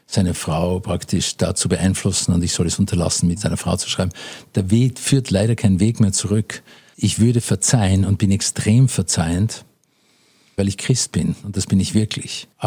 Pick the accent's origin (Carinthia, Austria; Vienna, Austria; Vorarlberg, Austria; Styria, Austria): Vienna, Austria; natürlich bin ich in Wien groß geworden.